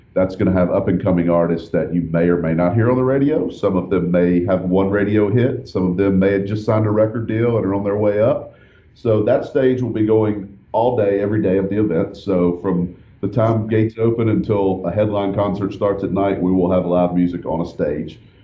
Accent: Nashville, Tennessee, United States; also born or lived in Austin, Texas; I am from Nashville

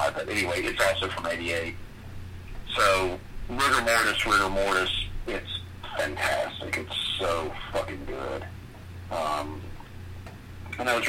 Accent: Florida, United States; We grew up in Florida

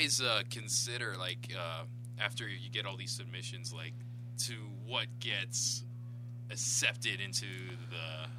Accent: Niagara Falls, Ontario, Canada; now in Toronto, Canada; I grew up in Niagara Falls

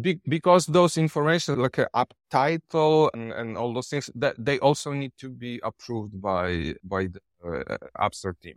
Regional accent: Poland; English is a second language; moved away as an adult; now in Thailand; I come from Poland, but now I live in Thailand since six years.

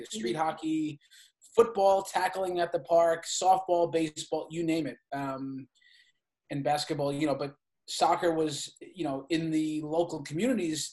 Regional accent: Brentwood, New York, United States; also born or lived in Bronx, New York; I was born in the Bronx in New York, and my mom and dad moved out to Long Island when I was probably 3 years old

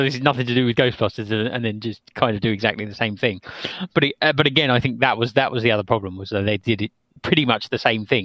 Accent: England, United Kingdom; I'm English

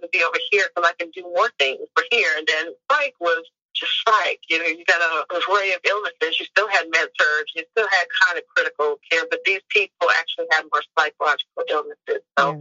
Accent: Charleston, South Carolina, United States; born or raised there; moved away as an adult; also born or lived in Norfolk, Virginia; now in Wilmington, United States

